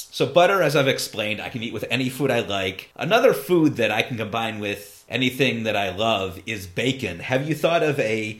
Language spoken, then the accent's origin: English; Ohio, United States; I'm from Ohio, yeah.